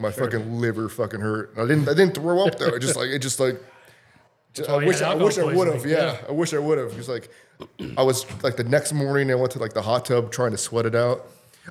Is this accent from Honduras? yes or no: yes; Honduras; also born or lived in Costa Rica; I was born in Costa Rica, and then I lived in Honduras for a little bit. Like, I wasn't from Costa Rica.